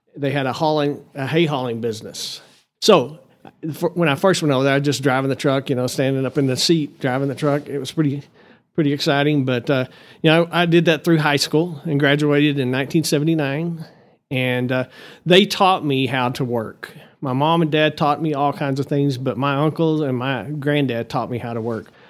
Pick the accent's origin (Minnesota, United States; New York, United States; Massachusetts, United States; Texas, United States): Texas, United States; Amarillo; born or raised there; also born or lived in Lubbock, Texas / Canyon, Texas